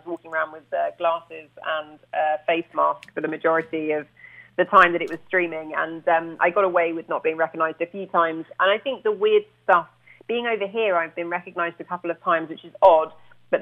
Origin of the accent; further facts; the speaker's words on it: near Brighton, South East England, United Kingdom; also born or lived in Littlehampton; I am from the coast, so Brighton, near Brighton